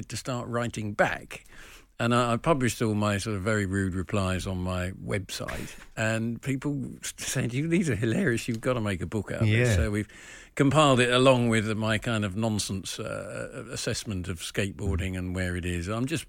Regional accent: England, United Kingdom; I'm an English comedian and author

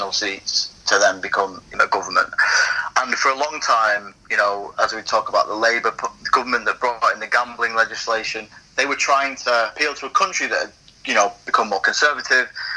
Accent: Wigan, North West England, United Kingdom; I'm from Wigan and I was watching Wigan as a kid

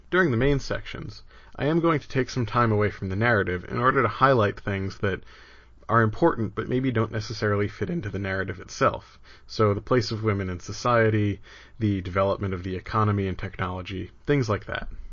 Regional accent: New Jersey, United States; now in Providence, United States; I grew up in New Jersey, and I'm not sad I left.

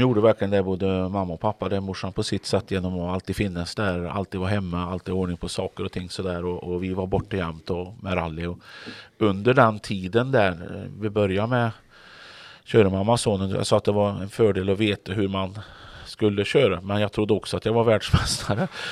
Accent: Grums, Värmland, Sweden; now in Kungälv, Sweden; drev bilverkstad hemma i Grums och körde rally eh, när jag växte upp

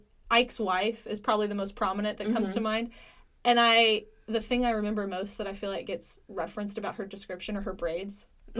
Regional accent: Midwest, United States; I am not from the South. I am from the Midwest.

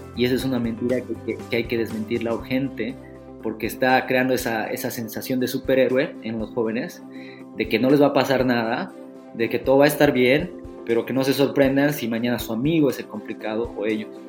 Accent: Bolivia

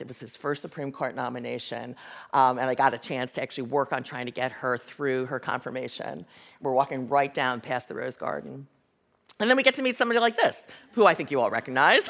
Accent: Cleveland, Ohio, United States; Midwest suburban childhood that I had

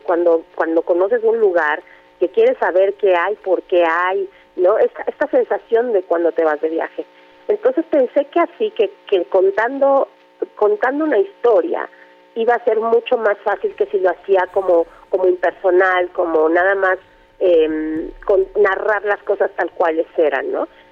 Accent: Mexico; also born or lived in Sierra Norte de Puebla; como mexicanos

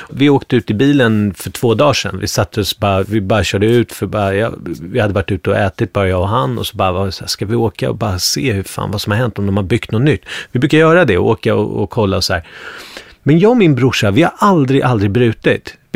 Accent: Bergshamra, Stockholm County, Sweden; alltså det här är helt annorlunda från där jag kommer ifrån från Bergshamra, där var det mycket mer blandat. Du vet, det var akademikerbarn i Bergshamra.

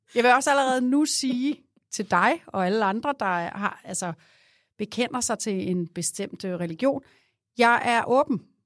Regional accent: Glostrup, Capital Region of Denmark, Denmark; jeg er jo født i, i Glostrup

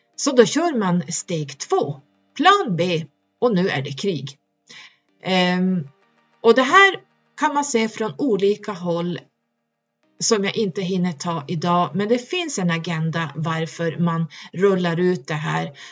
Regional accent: Norrland, Sweden; där jag kommer ifrån. det är högst upp

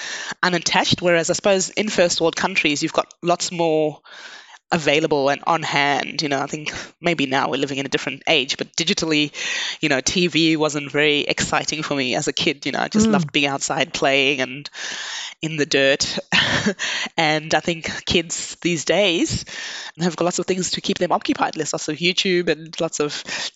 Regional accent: Zimbabwe; moved away as an adult; now in Australia; I was born in Zimbabwe.

